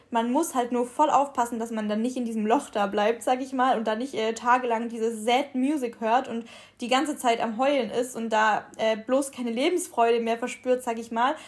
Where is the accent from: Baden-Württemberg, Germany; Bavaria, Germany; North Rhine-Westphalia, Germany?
Baden-Württemberg, Germany; Ulm; now in Cologne, Germany; bei uns in Ulm